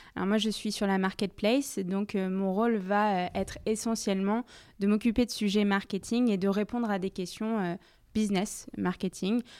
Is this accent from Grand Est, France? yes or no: no; Paris, Île-de-France, France; Je viens de Paris où j'ai fait la majorité euh, de ma scolarité